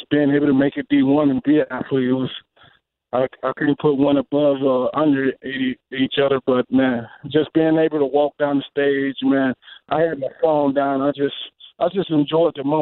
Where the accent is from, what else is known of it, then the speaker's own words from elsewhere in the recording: Mississippi, United States; moved away as an adult; also born or lived in Lincoln, Nebraska / Winnipeg; in Mississippi, and from the town of 350 people, we have no stop sign